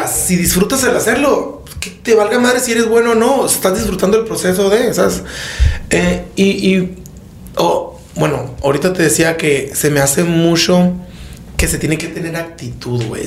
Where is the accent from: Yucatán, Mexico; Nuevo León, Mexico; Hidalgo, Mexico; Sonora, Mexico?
Sonora, Mexico; soy de Sonora